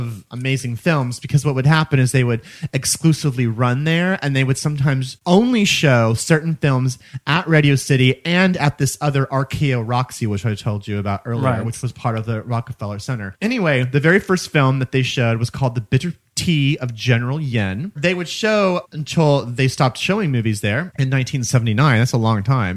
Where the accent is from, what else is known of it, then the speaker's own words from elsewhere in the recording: Missouri, United States; now in New York, United States; that's my home state